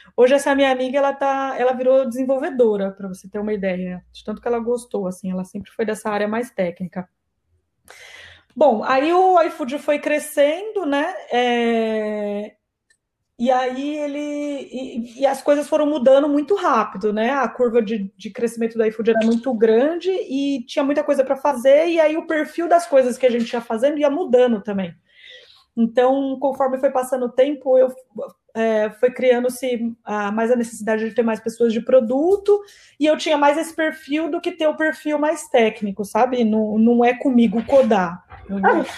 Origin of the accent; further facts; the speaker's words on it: Campinas, São Paulo, Brazil; moved away as an adult; now in São Paulo, Brazil; eu sou natural de Campinas, Campinas é uma cidade do interior do estado de São Paulo, mas atualmente eu moro em São Paulo